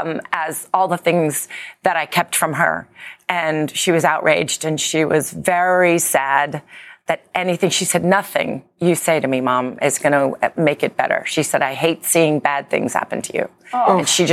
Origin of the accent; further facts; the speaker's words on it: United Kingdom; I'm British.